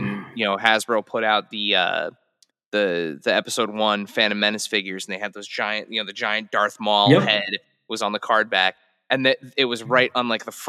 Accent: New Jersey, United States; We grew up in New Jersey, still here

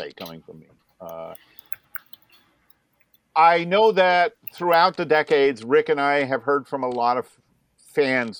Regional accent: Vermont, United States; moved away as an adult; also born or lived in New Jersey; I was a 24-year-old who had just moved back to Vermont, my home state, after over 3 years in New Jersey

